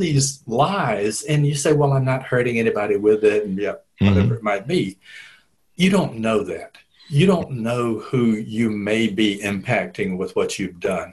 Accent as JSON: {"language": "English", "town": "Dublin", "region": "Georgia", "country": "United States", "tie": "born or raised there", "said": "grew up in rural Georgia"}